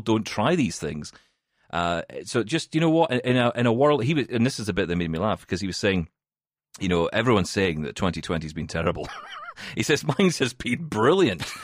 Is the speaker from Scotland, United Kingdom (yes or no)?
yes; Scotland, United Kingdom; I'm from Scotland and we call it Irvine